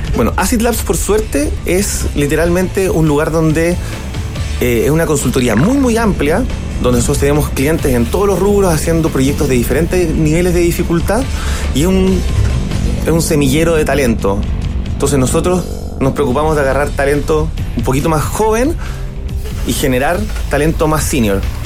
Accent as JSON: {"language": "Spanish", "country": "Germany", "said": "Soy alemán e informático"}